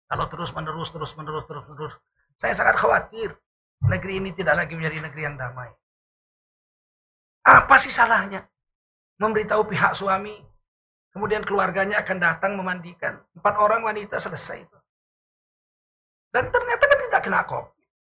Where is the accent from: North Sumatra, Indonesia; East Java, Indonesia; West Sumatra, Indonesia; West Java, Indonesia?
North Sumatra, Indonesia; born there; Terutama di daerah saya, kelahiran saya, Provinsi Sumatera Utara ini.